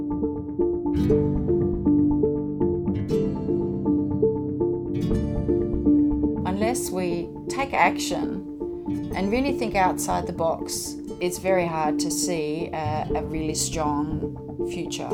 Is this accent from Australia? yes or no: no; Denmark; moved away as an adult; I'm from Denmark. The wilderness is about the same square area as like highways. So there's not a lot of wilderness there. So I left after high school